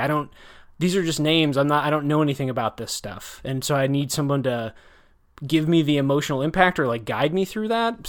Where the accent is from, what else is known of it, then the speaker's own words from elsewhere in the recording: Wisconsin, United States; I'm from Wisconsin or, you know, I enjoyed growing up there